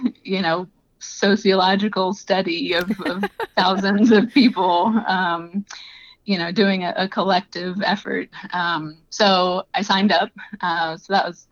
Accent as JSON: {"language": "English", "region": "Southeast Louisiana", "country": "United States", "moved": "as an adult", "lives_now": "Iowa, United States", "said": "I'm not originally from the Midwest. I'm from Southeast Louisiana, but had moved to Iowa for work"}